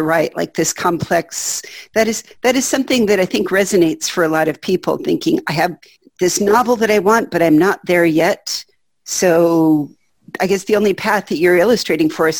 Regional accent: La Mirada, California, United States; I grew up in California, too, the Valinda, La Mirada area for some

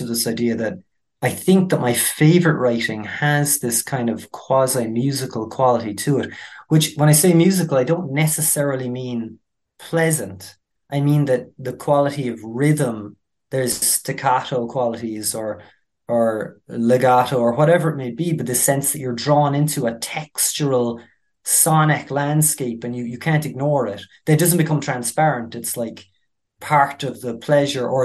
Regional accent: Ireland; I'm from rural Ireland

